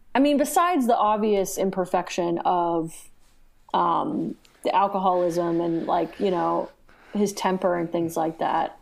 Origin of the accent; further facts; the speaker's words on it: United States; watching it as an American